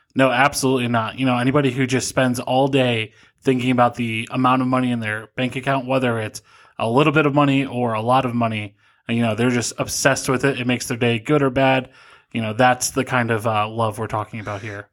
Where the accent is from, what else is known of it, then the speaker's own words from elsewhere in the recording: Cleveland, Ohio, United States; moved away as an adult; also born or lived in Pennsylvania; now in Fremont, United States; I grew up in Cleveland, Ohio